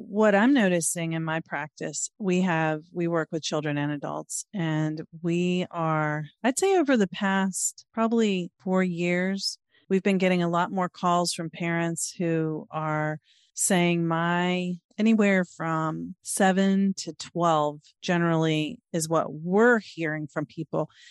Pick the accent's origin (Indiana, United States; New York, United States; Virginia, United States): Virginia, United States; Norfolk; now in Maryland, United States; I'm 50 and I grew up in Virginia